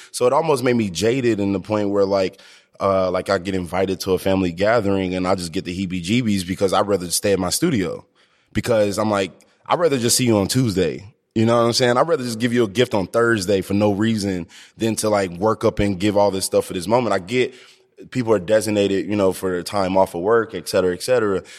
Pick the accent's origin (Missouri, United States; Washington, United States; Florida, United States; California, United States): Missouri, United States; Ferguson; also born or lived in Ballwin, Missouri; I grew up in Ferguson